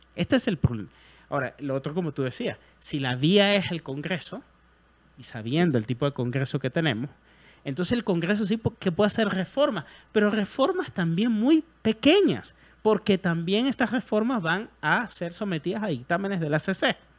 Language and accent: Spanish; Venezuela; moved away as an adult; now in Guatemala; soy extranjero, tengo nueve años aquí, así como en mi país